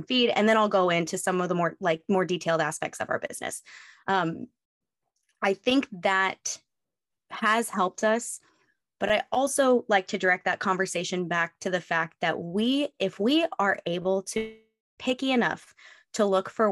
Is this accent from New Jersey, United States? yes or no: no; West Coast, moved here from Oregon, United States; moved away as an adult; I grew up on the West Coast.